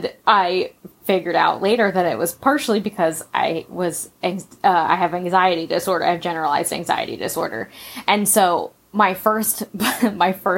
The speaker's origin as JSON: {"language": "English", "region": "West Virginia", "country": "United States", "said": "That's where I'm from."}